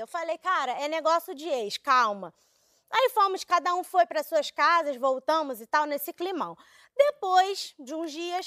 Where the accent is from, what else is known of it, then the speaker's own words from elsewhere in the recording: Brazil; eu sou brasileira